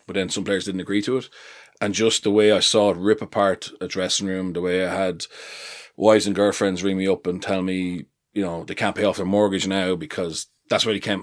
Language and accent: English; Leinster, Ireland; I'm from Leinster